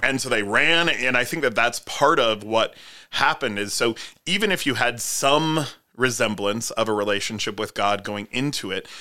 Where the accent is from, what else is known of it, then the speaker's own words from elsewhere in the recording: South Dakota, United States; I grew up in South Dakota